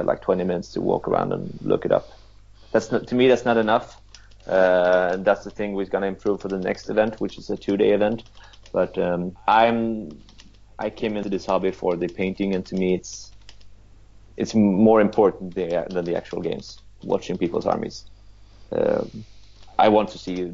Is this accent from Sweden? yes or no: yes; Sweden; I'm from Sweden.